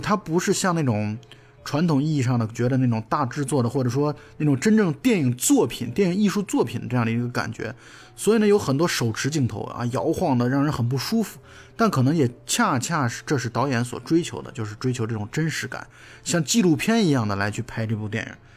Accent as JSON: {"language": "Chinese", "country": "China", "said": "我们中国人"}